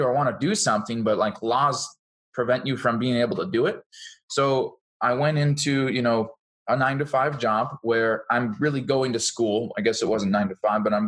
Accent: Seattle area, Washington, United States; now in Boise, United States; I'm from the Seattle area of Washington State. I live in Boise, Idaho now

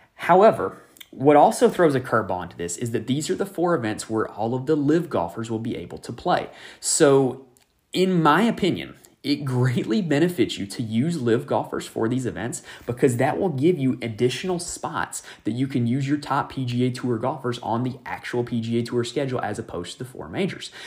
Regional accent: North Carolina, United States; my home state of North Carolina

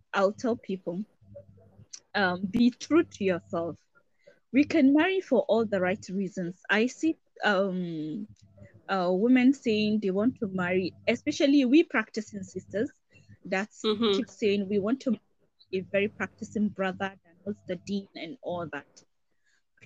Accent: Northern Nigeria, Nigeria; I come from Northern Nigeria

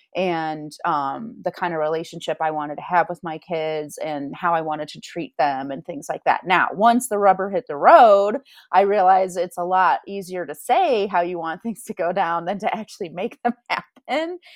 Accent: Grand Rapids, Michigan, United States; also born or lived in Spain; now in Denver, United States; I'm from Grand Rapids

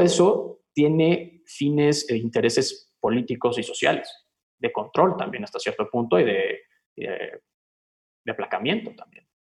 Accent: Mexico

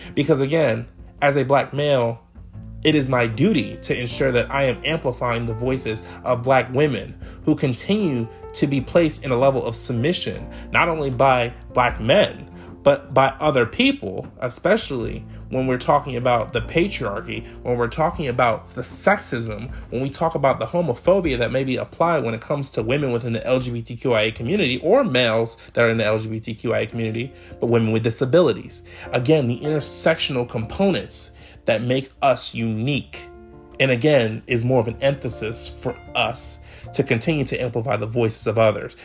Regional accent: Clarksburg, Maryland, United States; also born or lived in Salisbury, Maryland; I grew up in Montgomery County, Maryland. For those of you who may be from MoCo, I'm from Clarksburg

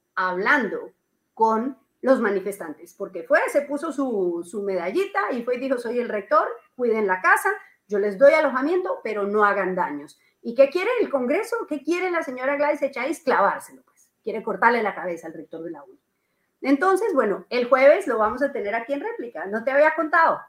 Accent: Colombia; now in Peru; la colombiana, que soy yo

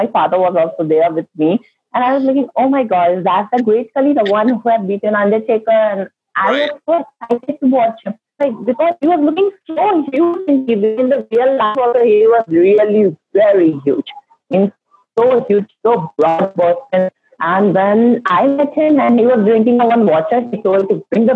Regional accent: India; I'm an Indian

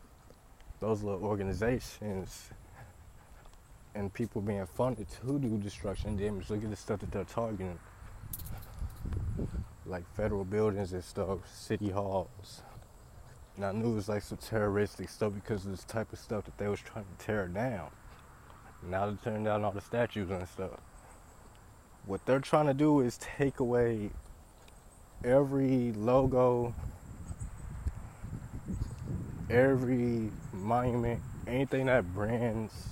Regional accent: Ferguson, Missouri, United States; I'm from Ferguson, St. Louis

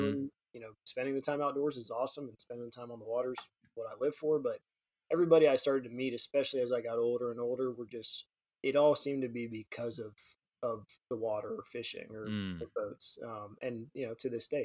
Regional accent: Central Florida, United States; I grew up in Central Florida, you know, dead middle of the state

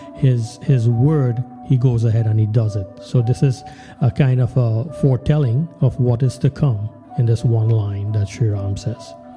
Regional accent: Trinidad & Tobago; when we were growing up in Trinidad

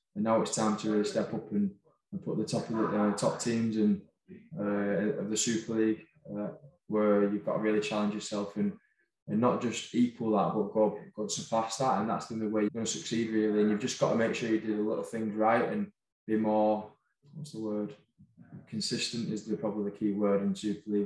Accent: Wigan, North West England, United Kingdom; moved away as an adult; now in France; I'm from Wigan. I've grown up watching Wigan.

